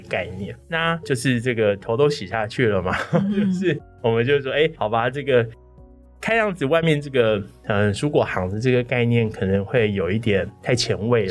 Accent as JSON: {"language": "Chinese", "region": "Chiayi", "country": "Taiwan", "tie": "born or raised there", "said": "是嘉义人，土生土长的嘉"}